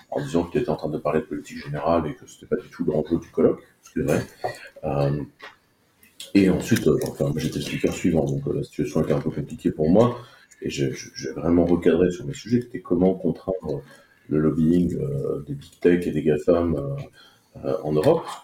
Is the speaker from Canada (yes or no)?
no; France; en tant que Français, euh, vous n'êtes pas d'accord avec l'entreprise qui vous emploie